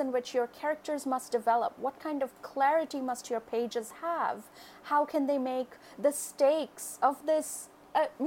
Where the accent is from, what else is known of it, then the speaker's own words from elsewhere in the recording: Kolkata, West Bengal, India; moved away as an adult; now in United States; I grew up in Kolkata, which is a really big city in India